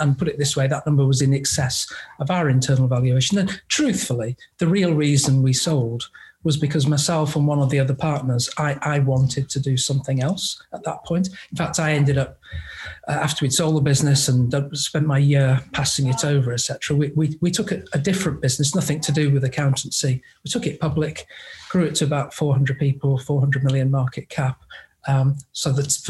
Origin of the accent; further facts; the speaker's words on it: England, United Kingdom; moved away; I'm actually English